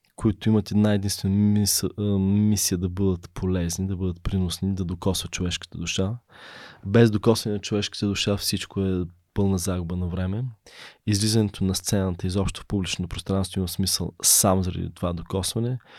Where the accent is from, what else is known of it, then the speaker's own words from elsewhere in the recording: Bulgaria; also born or lived in Berlin; Аз съм първият българин завършил в Берлин